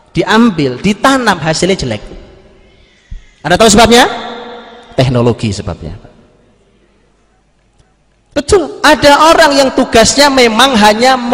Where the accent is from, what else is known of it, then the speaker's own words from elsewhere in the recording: East Java, Indonesia; Zaman dulu, zaman saya di kampung, saya orang Jawa Timur di kampung.